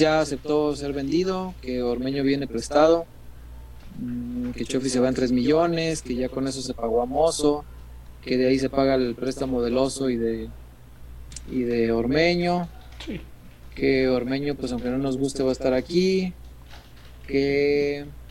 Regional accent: Mexico; somos mexicanos

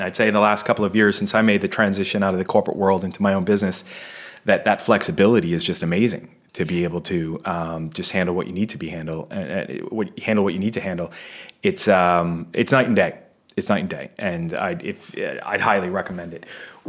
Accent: Boston, Massachusetts, United States; moved away as an adult; now in Bermuda; I'm from Boston

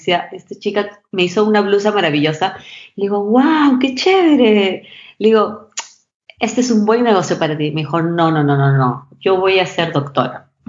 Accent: Peru; me enseñaron desde muy chiquita a ser muy agradecida y, y, y a entender lo privilegiada que yo era como peruana

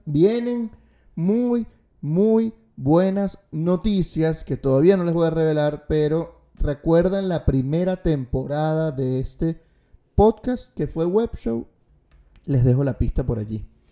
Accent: Venezuela; cómo somos como venezolanos

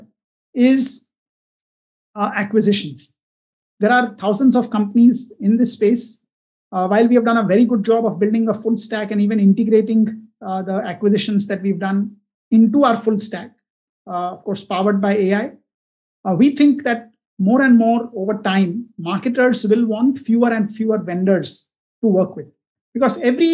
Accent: Mumbai, Maharashtra, India; also born or lived in Pune / New York; I was born in Pune. My mom was from there. But early years were all spent in Bombay, right up till IIT Bombay

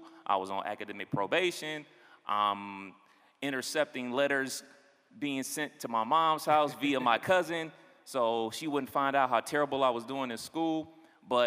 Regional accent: Cleveland, Ohio, United States; also born or lived in Dayton, Ohio; I'm originally from Cleveland, Ohio

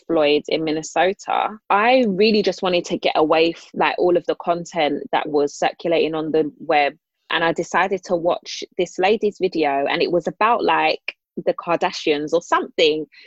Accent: London, United Kingdom; I grew up in Islington

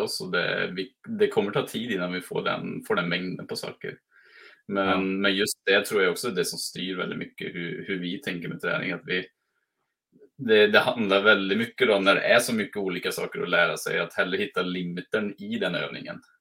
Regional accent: Mariestad, Västra Götaland, Sweden; now in Norway; jag kommer från Mariestad i, så är mm. svensk

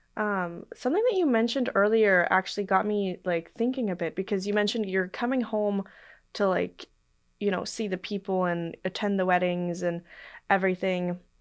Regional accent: Portland, Oregon, United States; I'm from Portland, Oregon

